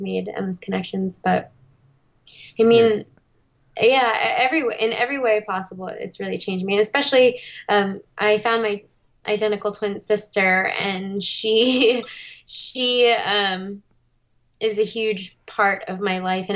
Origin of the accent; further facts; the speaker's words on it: Verona, New Jersey, United States; moved away as an adult; also born or lived in South Korea / Boston; now in Los Angeles, United States; grew up in Verona, New Jersey for the majority of my life until I went to college in Boston, and then eventually found my way out to Los Angeles